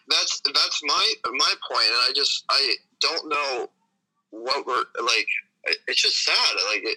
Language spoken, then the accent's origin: English; the Poconos, Pennsylvania, United States; from the Poconos.